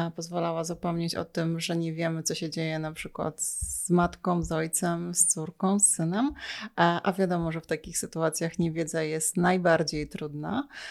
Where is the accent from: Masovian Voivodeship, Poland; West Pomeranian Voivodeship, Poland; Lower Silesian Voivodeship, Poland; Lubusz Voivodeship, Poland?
Lower Silesian Voivodeship, Poland; moved away as an adult; now in Warsaw, Poland; ja pochodzę z Dolnego Śląska